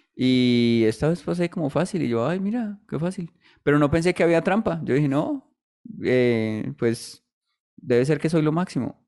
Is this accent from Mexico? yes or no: no; Colombia; uno como colombiano